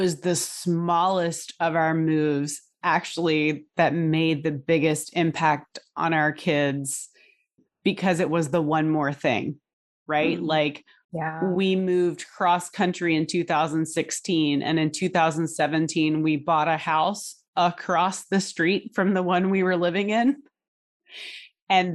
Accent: Hampton Roads, Virginia, United States; moved away as an adult; also born or lived in Connecticut / California; I grew up in Hampton Roads

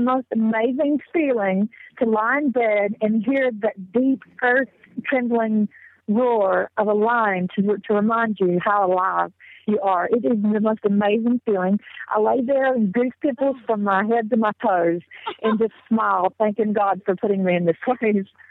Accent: the South, United States; accent: southern; moved away as an adult; now in South Africa; I was born and raised in the South, in the Tennessee, Alabama, Georgia, the tri state area.

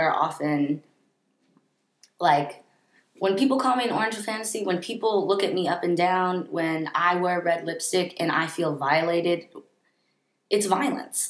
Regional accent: San Francisco, California, United States; also born or lived in Santa Barbara; growing up in San Francisco, I grew up in a bubble.

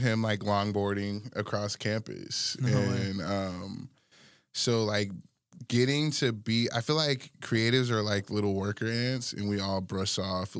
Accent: Alaska, United States; And I'm coming from Alaska, like, what the hell?

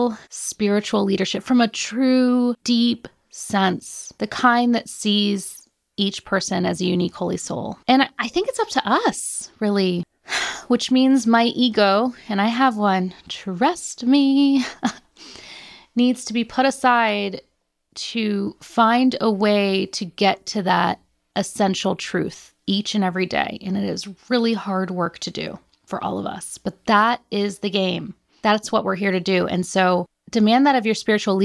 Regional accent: United States; I'm American

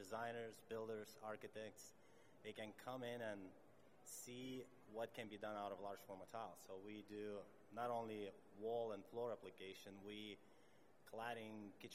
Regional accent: Lithuania; moved away as an adult; now in Canada; I'm originally from Lithuania. Moved to Canada 11 years ago

